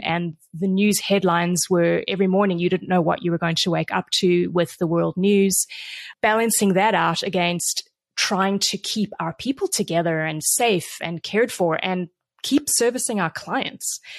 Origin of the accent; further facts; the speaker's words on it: South Africa; also born or lived in Vancouver, Canada; now in San Diego, United States; I grew up in South Africa. I moved to Canada twenty-five years ago